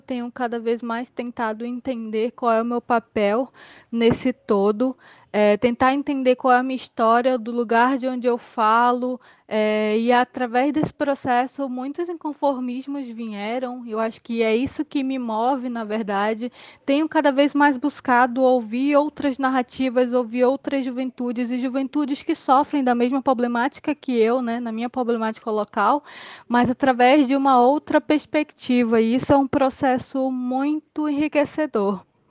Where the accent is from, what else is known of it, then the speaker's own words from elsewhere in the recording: Manaus, Amazonas, Brazil; tenho 23 anos e sou de Manaus.